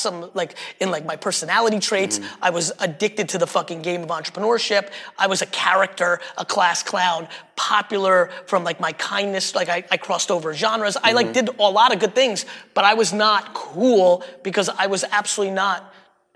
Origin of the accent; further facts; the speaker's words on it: New Jersey, United States; English is a second language; also born or lived in Russia; I grew up in Jersey